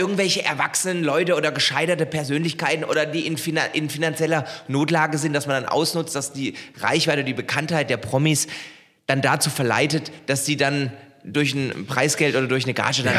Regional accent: Heilbronn, Baden-Württemberg, Germany; meiner Heimatstadt Heilbronn

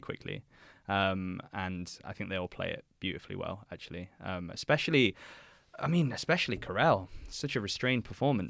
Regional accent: England, United Kingdom; being an Englishman myself

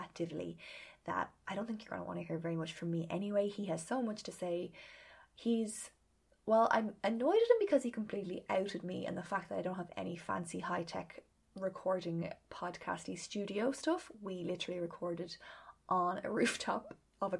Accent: Ireland; being Irish

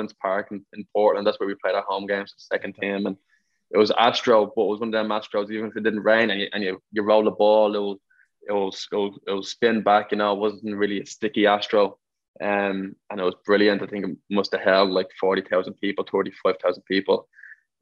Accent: Ireland; moved away as an adult; also born or lived in West Palm Beach, Florida / Pennsylvania / Madison / Memphis; now in United States; we learned it all through Gaelic

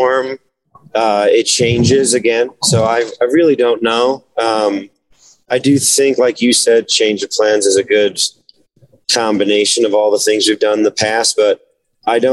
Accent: New Jersey, United States; growing up in New Jersey

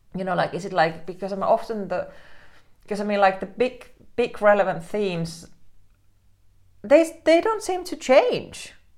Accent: Helsinki, Uusimaa, Finland; I grew up in Helsinki

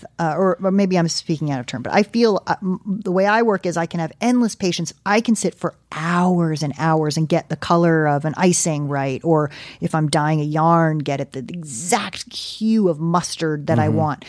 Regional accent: East Coast, United States; I'm from the East Coast. That's the difference. We call it underfloor.

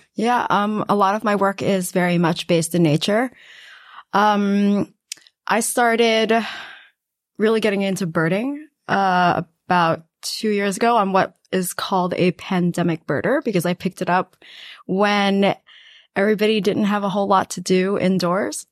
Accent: New York City, New York, United States; also born or lived in Guangdong, China / West Harlem, New York City; I actually grew up in a house. um, in Queens.

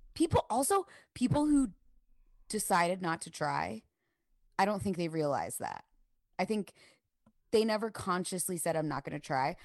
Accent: the North, United States; growing up in the North

